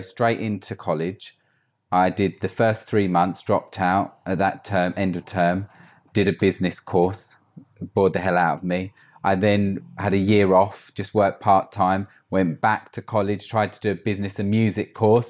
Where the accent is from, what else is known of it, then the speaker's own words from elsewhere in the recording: Essex, East of England, United Kingdom; moved away as an adult; now in London, United Kingdom; I grew up in Essex, had a great life